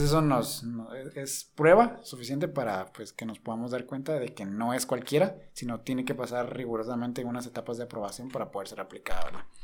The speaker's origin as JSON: {"language": "Spanish", "country": "Guatemala", "said": "nosotros acá en Guatemala"}